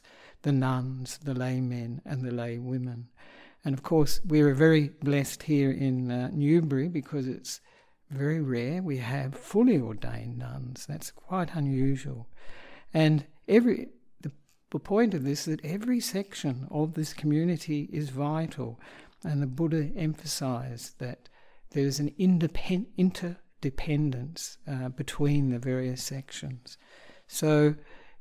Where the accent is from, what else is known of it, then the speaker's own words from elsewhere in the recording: Australia; moved away as an adult; also born or lived in Sri Lanka; I am an Australian monk